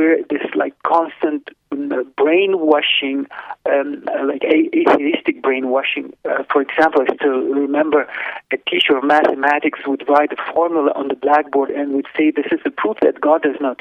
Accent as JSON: {"language": "English", "country": "Lithuania", "tie": "born or raised there", "moved": "yes", "said": "I was born in Lithuania in 1972"}